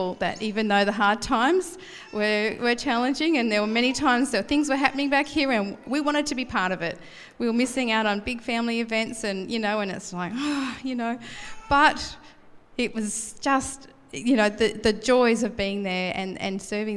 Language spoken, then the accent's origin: English; Blue Mountains, New South Wales, Australia; moved away as an adult; now in Gold Coast, Australia; we're moving to the Blue Mountains, where it's a bit chillier, but it's also my home country, not home country, my home province